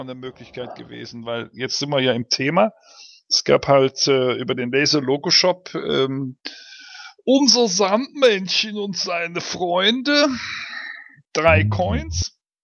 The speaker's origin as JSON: {"language": "German", "town": "Cologne", "region": "North Rhine-Westphalia", "country": "Germany", "tie": "born or raised there", "said": "ich bin in Köln aufgewachsen"}